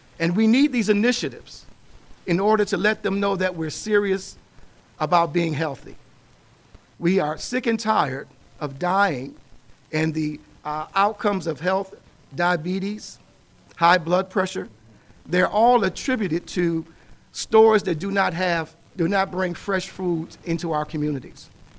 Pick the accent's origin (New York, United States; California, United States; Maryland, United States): New York, United States; Buffalo; I remember growing up on Jefferson, where we had Figmo's.